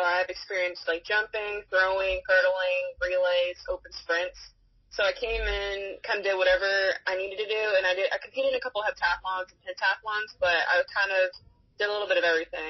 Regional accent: Nokesville, Virginia, United States; moved away as an adult; also born or lived in Charlotte, North Carolina; So I'm actually from Northern Virginia, a little town called Noakesville near Manassas, about an hour or so west of the D.C. So it's a little town. I went to high school there

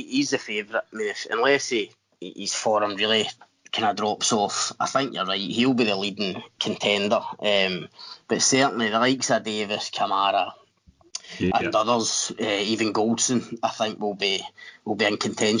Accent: Scotland, United Kingdom; we're Scottish

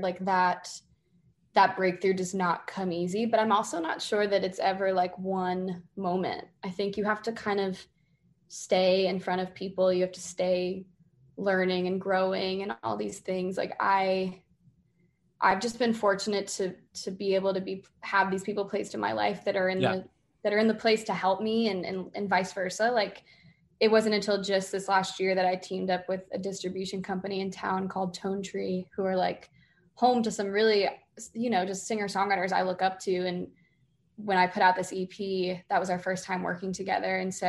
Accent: Boston, Massachusetts, United States; yeah, I'm from Boston. And they're like, welcome home.

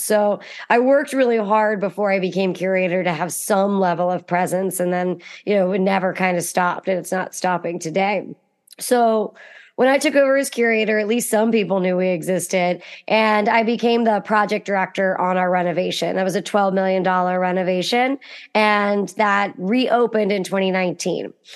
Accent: Western Pennsylvania, United States; I'm from Western Pennsylvania, which has a really thriving hunting culture.

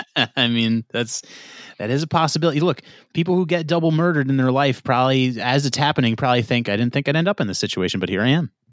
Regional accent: New York, United States; I'm from New York. I'm so New York

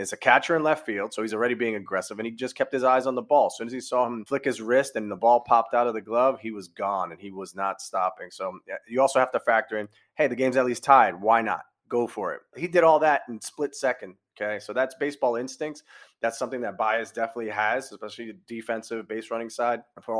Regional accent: New York City, New York, United States; as a New Yorker

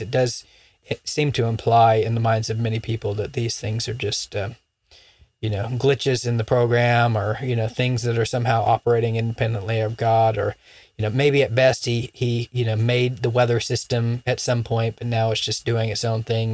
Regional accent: Florida, United States; moved away; where I grew up in Florida

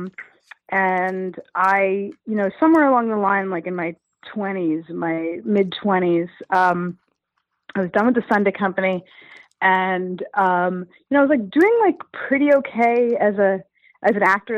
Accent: New York City, New York, United States; I'm a Jew from Brooklyn

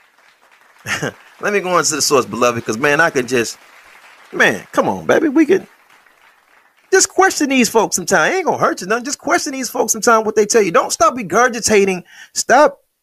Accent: Detroit, Michigan, United States; If you took 500 Detroiters and we speak English

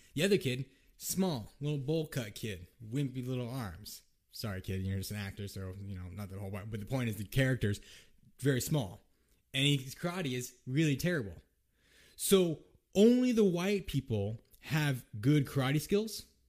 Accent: United States; I am Japanese American. I'm mixed race

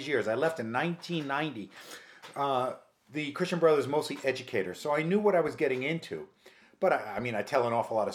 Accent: White Plains, New York, United States; moved away as an adult; also born or lived in Harlem, New York City / Lima, Peru; now in New York City, United States; I am originally from White Plains, New York

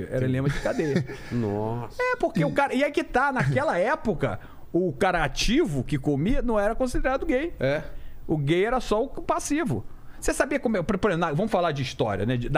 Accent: Rio de Janeiro, Brazil; pô, sou carioca, meu irmão, dois quilos, caralho.

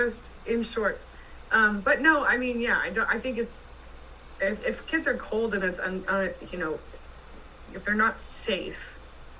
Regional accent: California, United States; we're from California where it's 70 degrees in the wintertime.

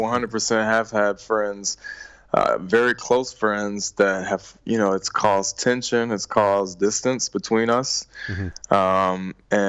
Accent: Richmond, Virginia, United States; born or raised there

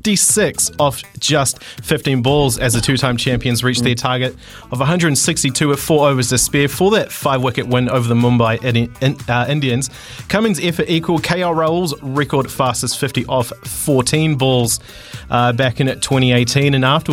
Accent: Dunedin, Otago, New Zealand; and my hometown, Dunedin.

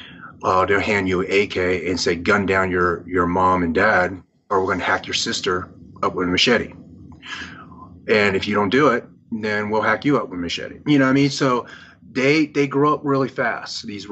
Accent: Vietnam; born there; moved away; you know, I was born in Vietnam. My family was gunned down on the streets of Saigon after the fall of South Vietnam, and you know, I barely escaped my life

